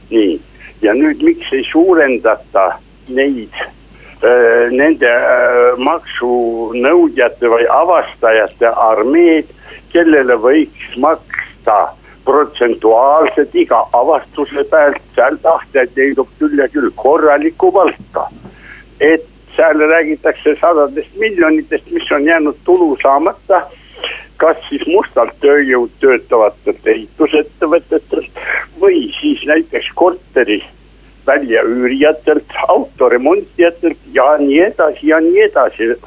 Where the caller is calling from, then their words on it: Tartu, Tartu County, Estonia; jõudu tööle, tervist ka härra peaministrile. … Tartust ja minu küsimus kõlaks nõndamoodi